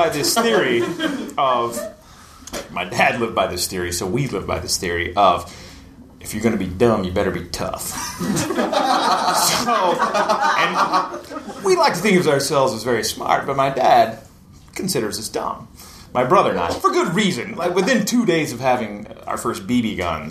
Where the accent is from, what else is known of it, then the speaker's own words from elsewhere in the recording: East Tennessee, United States; I grew up in East Tennessee, like in the hills and valleys